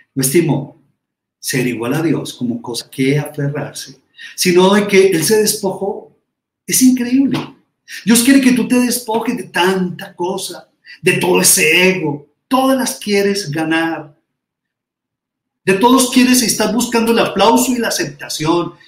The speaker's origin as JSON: {"language": "Spanish", "country": "Colombia", "said": "nosotros, como colombianos, latinoamericanos"}